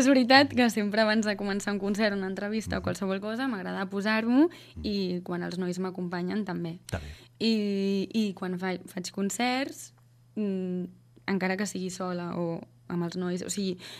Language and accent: Catalan; Sant Quirze del Vallès, Catalonia, Spain; moved away as an adult; also born or lived in Netherlands / Berlin / Australia; visc a Sant Quirze del Vallès, Fa dos anys vaig tornar, després d'haver estat vivint fora cinc anys.